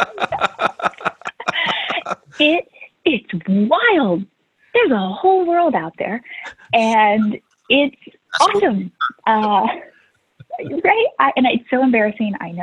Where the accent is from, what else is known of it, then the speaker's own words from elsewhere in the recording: Missouri, United States; also born or lived in Louisiana; I was born in Louisiana and then grew up in Missouri